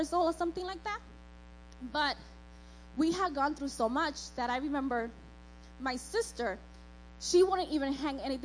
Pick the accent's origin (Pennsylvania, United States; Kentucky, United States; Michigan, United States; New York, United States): New York, United States; born or raised there; also born or lived in Dominican Republic